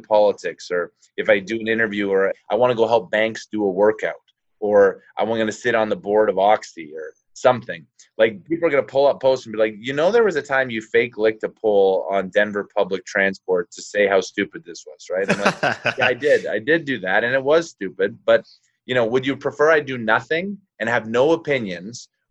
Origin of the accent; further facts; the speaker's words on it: Calgary, Alberta, Canada; grew up in Calgary